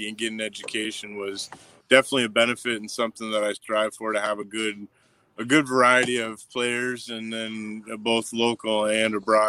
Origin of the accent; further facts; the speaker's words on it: Sault Ste. Marie, Michigan, United States; I was born and raised here in the Sioux.